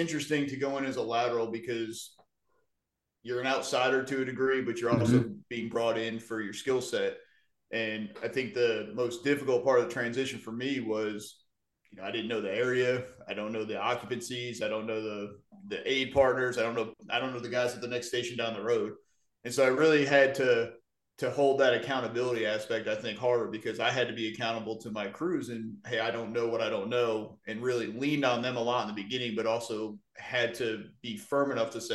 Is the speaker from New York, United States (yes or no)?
yes; Wynantskill, New York, United States; moved away as an adult; now in Columbia County, Georgia, United States; my hometown of Wynandskill, New York, which is a little town outside of Albany